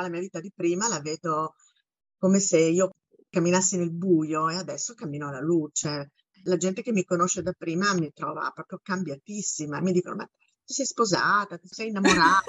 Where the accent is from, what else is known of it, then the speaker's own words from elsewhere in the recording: Bologna, Emilia-Romagna, Italy; moved away as an adult; now in New York, United States; io sono di Bologna, abito a New York da quasi vent'anni